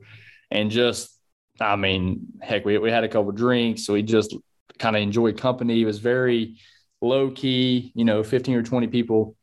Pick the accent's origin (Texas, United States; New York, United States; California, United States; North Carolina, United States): North Carolina, United States; I'm from North Carolina